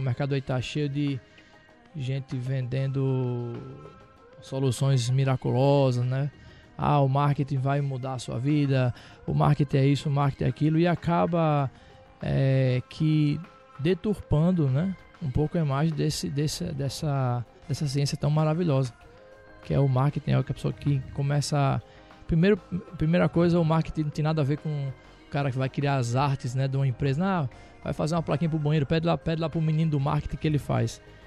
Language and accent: Portuguese; Rio Grande do Norte, Brazil; 34 anos, sou potiguar